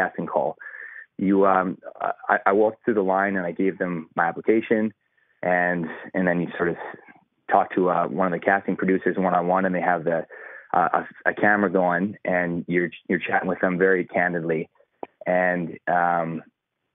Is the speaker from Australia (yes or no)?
no; Calgary, Alberta, Canada; moved away as an adult; now in Texas, United States; who I grew up with back in Calgary, Canada